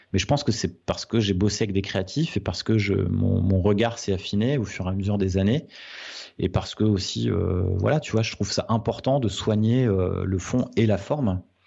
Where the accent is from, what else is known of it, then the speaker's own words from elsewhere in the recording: Nord, Hauts-de-France, France; Je suis du Nord